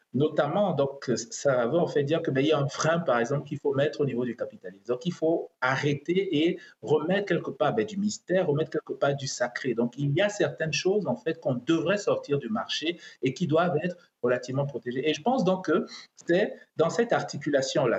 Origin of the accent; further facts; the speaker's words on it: Cameroon; now in Doha, Qatar; ce qui se passe au Cameroun, donc mon pays d'origine